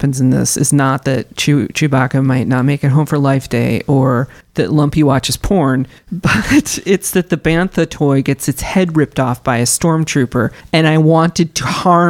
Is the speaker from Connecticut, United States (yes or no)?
no; Overland Park, Kansas, United States; I grew up in Overland Park.